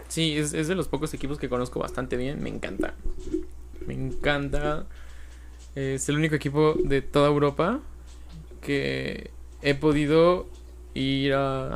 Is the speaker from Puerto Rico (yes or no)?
no; Mexico; los mexicanos somos